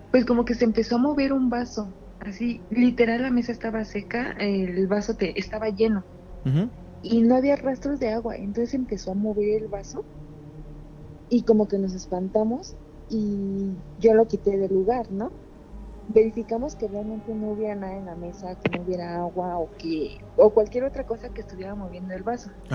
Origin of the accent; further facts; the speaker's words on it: State of Mexico, Mexico; De el Estado de México